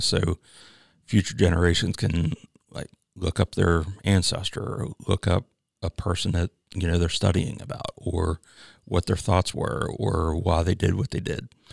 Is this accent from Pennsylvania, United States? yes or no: yes; Chambersburg, Pennsylvania, United States; moved away as an adult; now in South Carolina, United States; I'm originally from Chambersburg, Pennsylvania, uh, which is about thirty miles from Gettysburg